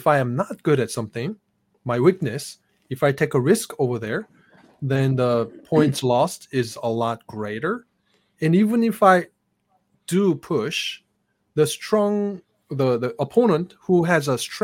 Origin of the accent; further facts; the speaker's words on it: South Korea; now in United States; I grew up in South Korea with fast internet since I was young.